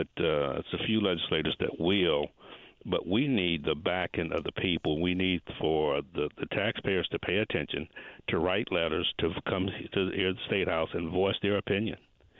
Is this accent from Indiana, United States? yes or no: yes; Indianapolis, Indiana, United States; I grew up in Brightwood